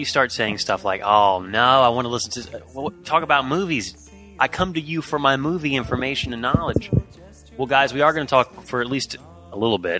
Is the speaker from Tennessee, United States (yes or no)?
yes; Jackson, Tennessee, United States; moved away; back to my hometown, our hometown. Right. Jackson, Tennessee.